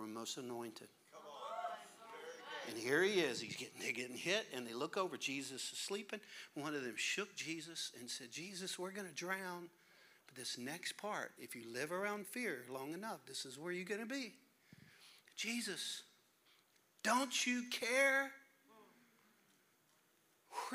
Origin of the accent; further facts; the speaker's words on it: Louisiana, United States; I'm a Cajun from Louisiana.